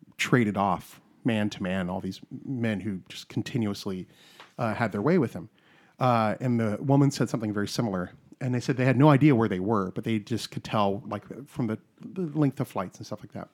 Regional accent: South Carolina, United States; I'm from South Carolina

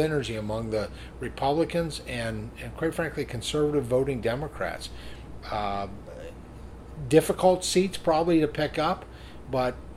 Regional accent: Pennsylvania, United States; I'm from Pennsylvania

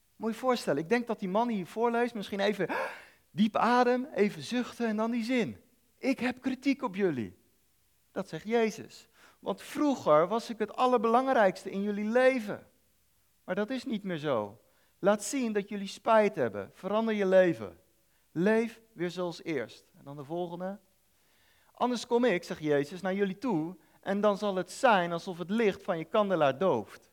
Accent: Netherlands; ik als Nederlander

